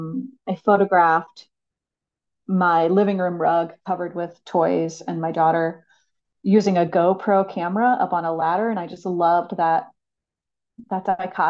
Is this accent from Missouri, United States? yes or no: yes; St. Louis, Missouri, United States; also born or lived in Abiquiu, New Mexico; I was born and raised here in St. Louis, and it's where I reside now